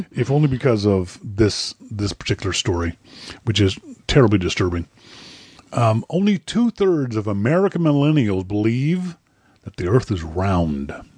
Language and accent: English; Halifax, Nova Scotia, Canada; my hometown, Halifax, Nova Scotia